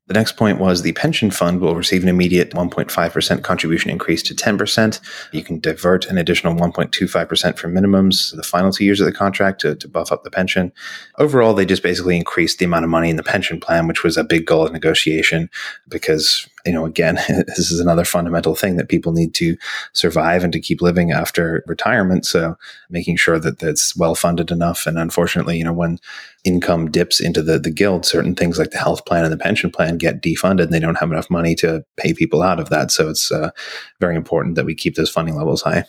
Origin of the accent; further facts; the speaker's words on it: Australia; moved away; my home country